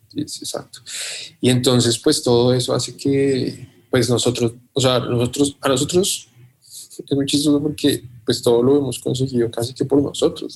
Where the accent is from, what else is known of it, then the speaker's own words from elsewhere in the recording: Colombia; sentimos que ya nuestro país está, controlado de algún modo